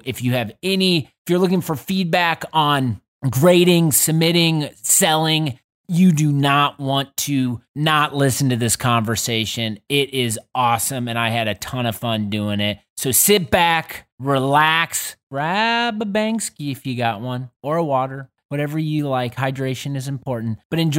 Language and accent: English; Midwest, United States; And it's being on the East Coast, I think, as a Midwesterner